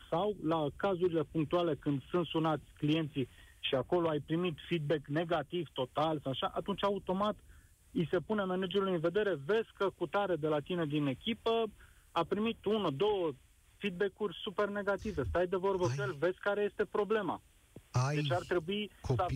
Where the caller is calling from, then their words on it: Brașov, Brașov County, Romania; sunt din Brașov, sunt, sunt în calitate de părinte.